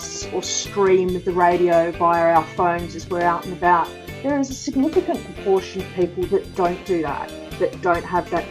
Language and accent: English; Sydney, New South Wales, Australia; moved away as an adult; also born or lived in Coogee / Matraville / Clovelly; I was born in the east. I was born in Clow Valley and I grew up in Bronte